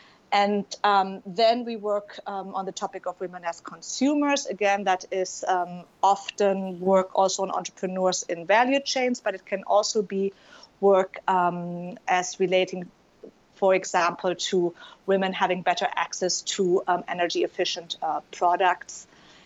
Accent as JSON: {"language": "English", "country": "Germany", "also_born_or_lived": "Yemen", "accent": "German", "second_language": "English", "moved": "as an adult", "said": "you can probably tell I'm German, given my accent"}